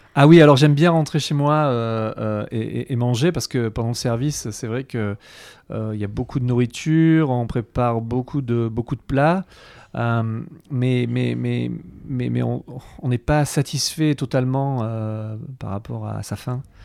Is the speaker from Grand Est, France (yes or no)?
no; Avignon, Provence-Alpes-Côte d'Azur, France; je, suis né à Avignon, donc j'ai eu la chance de, grandir entouré de, fruits, de légumes